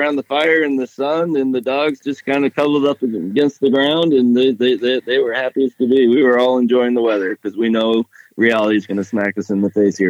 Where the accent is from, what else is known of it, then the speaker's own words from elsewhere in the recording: Topsail, Maine, United States; I'm from Topsail, Maine. That's southern Maine.